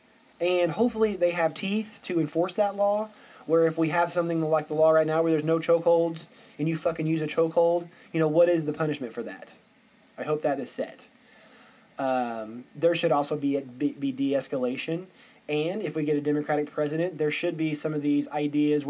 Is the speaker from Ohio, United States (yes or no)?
no; Aurora, Missouri, United States; I'm from Aurora, Missouri, and it is white as can be